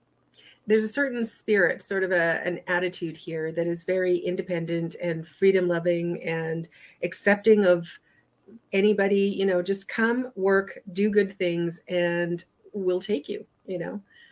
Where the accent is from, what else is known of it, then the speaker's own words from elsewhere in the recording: Belfast, Northern Ireland, United Kingdom; born there; And I was born in Belfast, Northern Ireland, which is where sort of the heartland of the Troubles were before the peace agreement happened.